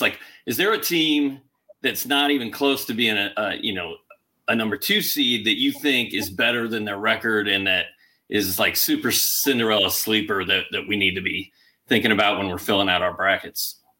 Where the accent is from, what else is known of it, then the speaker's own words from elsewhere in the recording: Indiana, United States; I grew up in Indiana